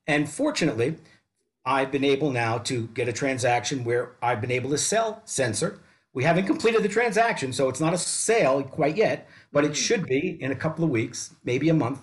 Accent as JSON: {"language": "English", "town": "New York City", "region": "New York", "country": "United States", "tie": "born or raised there", "moved": "yes", "said": "grew up in Brooklyn, New York, New York City"}